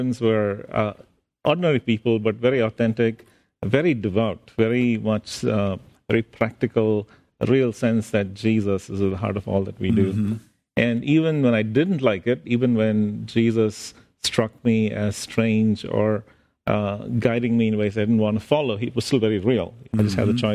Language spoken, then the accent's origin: English; India; I grew up in India